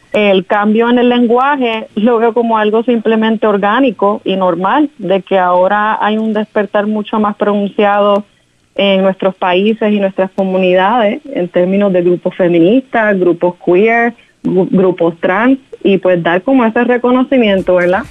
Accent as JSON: {"language": "Spanish", "country": "Puerto Rico", "moved": "yes", "lives_now": "Providence, United States", "said": "boricua de pura cepa"}